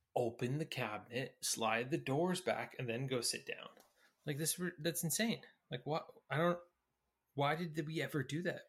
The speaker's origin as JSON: {"language": "English", "town": "Newmarket", "region": "Ontario", "country": "Canada", "tie": "born or raised there", "moved": "yes", "said": "we, we grew up in Newmarket"}